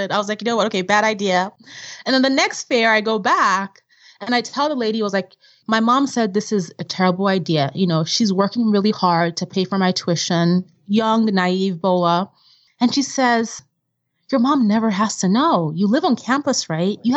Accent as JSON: {"language": "English", "region": "Vienna", "country": "Austria", "tie": "born or raised there", "also_born_or_lived": "Nigeria", "said": "growing up in Vienna and in Nigeria, there was nothing like a credit card at the time. You know, everything was cash based."}